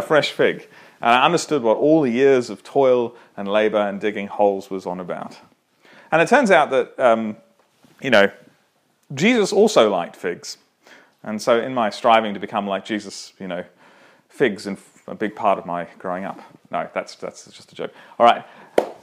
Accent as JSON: {"language": "English", "town": "Toowoomba", "region": "Queensland", "country": "Australia", "tie": "born or raised there", "said": "I grew up in Toowoomba"}